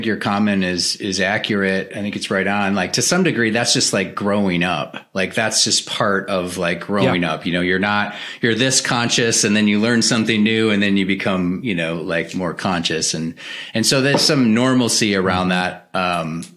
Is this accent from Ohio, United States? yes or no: no; Green Bay, Wisconsin, United States; So I was raised in the Midwest culture. I'm originally from Green Bay, Wisconsin